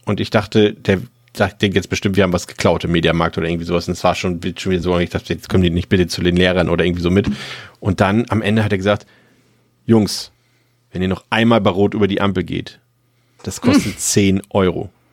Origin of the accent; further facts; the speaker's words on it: Mecklenburg-Vorpommern, Germany; ich komme aus Mecklenburg-Vorpommern